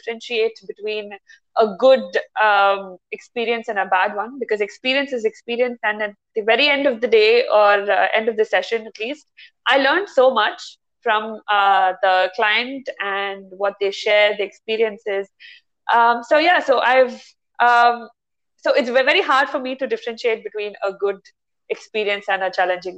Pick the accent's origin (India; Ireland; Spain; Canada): India; moved away as an adult; Born and brought up in India